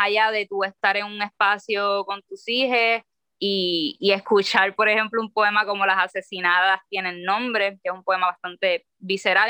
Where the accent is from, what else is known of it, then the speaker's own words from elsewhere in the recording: Puerto Rico; soy una escritora boricua